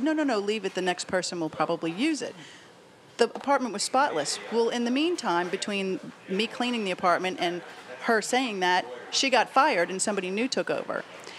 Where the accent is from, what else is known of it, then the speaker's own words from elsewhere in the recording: New Orleans, Louisiana, United States; New Orleans.